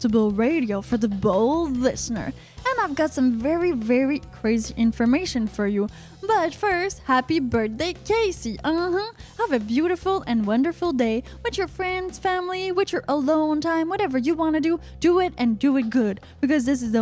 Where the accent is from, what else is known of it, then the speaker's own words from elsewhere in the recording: Canada; I'm from Canada